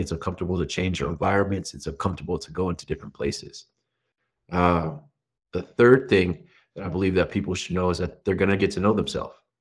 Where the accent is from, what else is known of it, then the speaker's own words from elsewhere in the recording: New Mexico, United States; I grew up middle America, is what they would call it. I'm from New Mexico